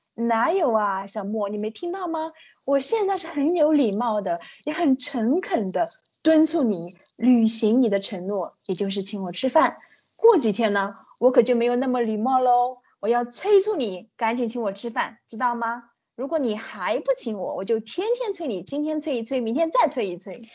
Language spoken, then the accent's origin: Chinese; China; 已经靠近我们中国人的眉毛和睫毛了